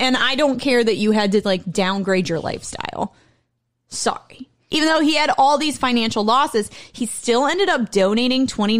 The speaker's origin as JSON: {"language": "English", "region": "Ohio", "country": "United States", "tie": "born or raised there", "said": "more of a rural state. Its main agriculture being corn and soybeans, which are two things that I am allergic to. I'm literally allergic to my home state."}